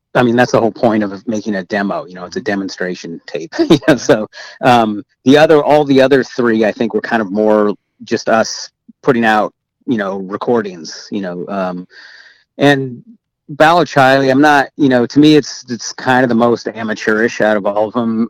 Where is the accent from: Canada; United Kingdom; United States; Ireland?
United States; Eureka, California; we grew up in in Eureka um, in Humboldt County